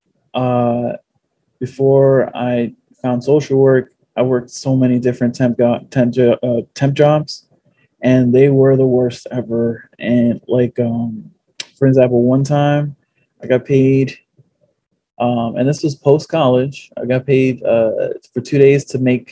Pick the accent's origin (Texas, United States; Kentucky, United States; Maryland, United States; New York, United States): New York, United States; New York City; also born or lived in Norwood, the Bronx; I live in Norwood, but I'm originally from the Fordham Heights area